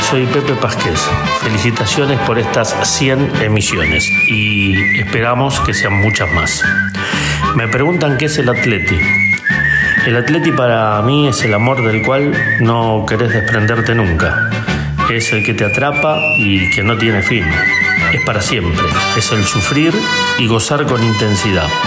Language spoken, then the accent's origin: Spanish; Buenos Aires, Argentina; now in Spain; A mí que soy argentino bien porteño, futbolero y racinguista, solo me bastó hace 10 años pisar el Vicente Calderón